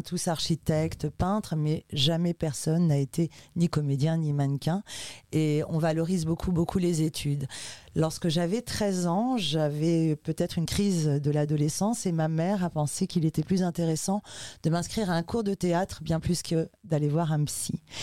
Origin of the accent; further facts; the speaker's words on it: Ivry-sur-Seine, Île-de-France, France; also born or lived in Uruguay; Je suis arrivée en France lorsque j'avais 5 mois et j'ai grandi avec ma maman euh, dans un milieu 100% sud-américain et très très très politisé euh, à Ivry-sur-Seine